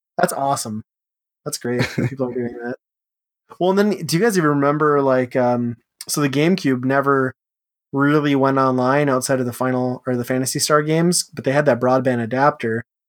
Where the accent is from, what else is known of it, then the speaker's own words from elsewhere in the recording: Upper Midwest, United States; we're all upper midwestern people